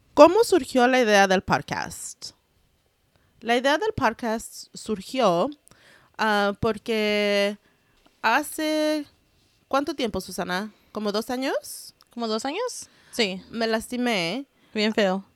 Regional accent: United States; first language Spanglish; we are first generation Mexican Americans. Our parents are from Jalisco. Nuestro primer idioma fue Spanglish

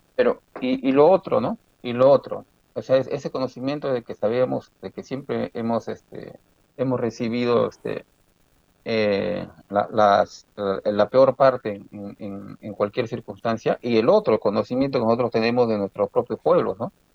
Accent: Chimbote, Ancash, Peru; moved away; also born or lived in Breña, Lima; Yo nací en Breña, aunque de corazón soy chimbotano y siempre seguiré chimbotano.

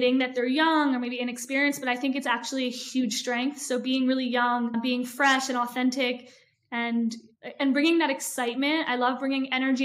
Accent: Philadelphia, Pennsylvania, United States; moved away as an adult; now in Israel; I was born and raised in Philly

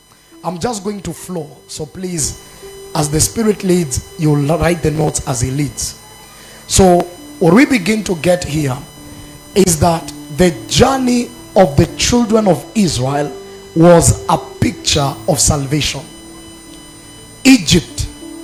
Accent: Narok, Narok County, Kenya; I was born in Narok. I'm just an ordinary Narok boy

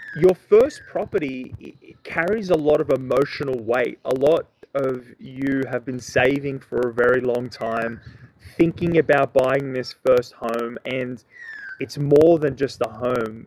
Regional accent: Sydney, New South Wales, Australia; I'm from Sydney

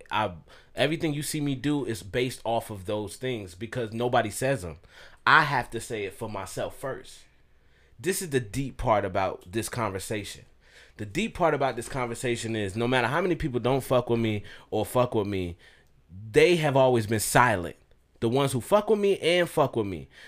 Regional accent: the South, United States; I grew up in the South with my dad

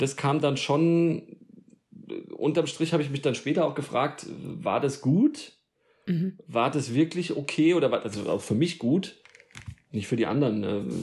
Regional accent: Darmstadt, Hesse, Germany; moved away as an adult; also born or lived in Odenwald; now in Allgäu, Germany; Ich bin in, äh, im Rhein-Main-Gebiet, also in Darmstadt geboren, ja. Mhm. Und äh, also in der Nähe von Frankfurt, südlich von Frankfurt und äh, bin da auch groß geworden

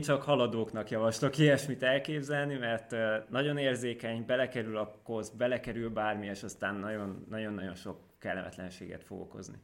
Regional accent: Tótkomlós, Békés, Hungary; now in Szeged, Hungary; Tótkumlósi vagyok, ami egy nagyon kellemes kis falu, vagy város, bocsánat, város Békés megyében. Igazából nagyon szerettem ott lakni

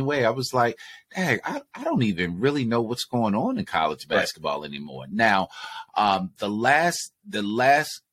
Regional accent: Baltimore, Maryland, United States; we're from Baltimore, so it's not the DMV, but the DMV is down the street

